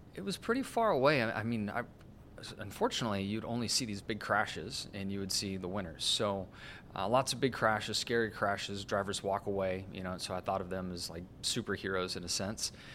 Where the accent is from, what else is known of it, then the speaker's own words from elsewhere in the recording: Southern California, United States; growing up in Southern California as I did